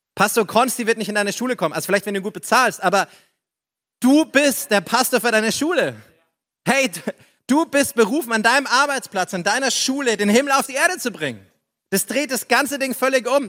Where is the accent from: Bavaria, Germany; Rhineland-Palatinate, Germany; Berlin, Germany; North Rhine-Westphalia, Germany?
Bavaria, Germany; Upper Palatinate; ich komme aus der Oberpfalz.